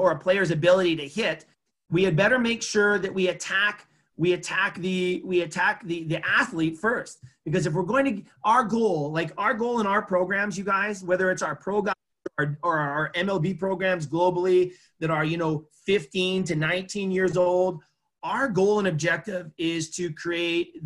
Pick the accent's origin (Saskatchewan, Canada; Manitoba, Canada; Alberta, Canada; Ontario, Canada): Alberta, Canada; Edmonton; my hometown here in Edmonton